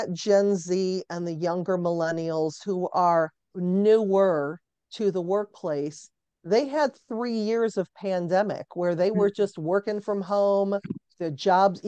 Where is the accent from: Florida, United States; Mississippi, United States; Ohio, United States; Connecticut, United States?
Ohio, United States; Cleveland; I'm born and raised in Cleveland, Ohio.